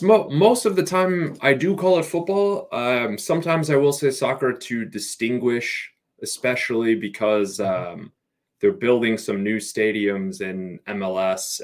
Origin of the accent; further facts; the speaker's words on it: Chicago, Illinois, United States; moved away as an adult; now in New York, United States; originally I'm from the Chicago area, and moved to New York for work